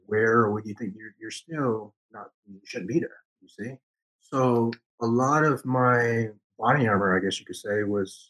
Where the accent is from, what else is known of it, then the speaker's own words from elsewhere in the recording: the South, United States; accent: country; because I was raised, I was raised in the South. So some of my, some of my speeches is since the country twang in it, right? Because I was raised in the South, so I did have a country accent